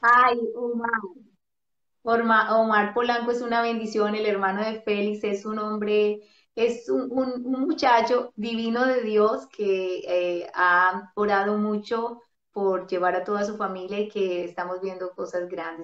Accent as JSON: {"language": "Spanish", "region": "Bogotá", "country": "Colombia", "said": "yo soy de Bogotá y es muy frío"}